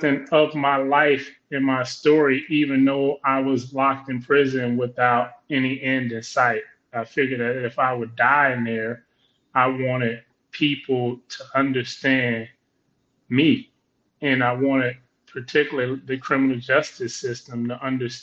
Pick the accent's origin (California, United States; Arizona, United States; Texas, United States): California, United States; Compton; Compton, California, South Los Angeles